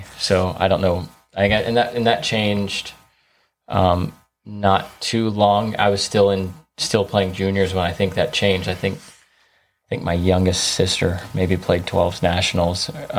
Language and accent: English; the South, United States; which I grew up in the South, so I was in Southerns